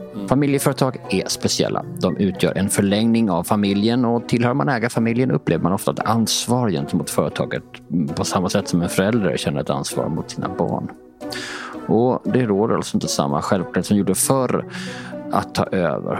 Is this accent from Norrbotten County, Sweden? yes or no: no; Båstad, Skåne, Sweden; now in Stockholm, Sweden; Själv är jag uppvuxen på en gård utanför Båstad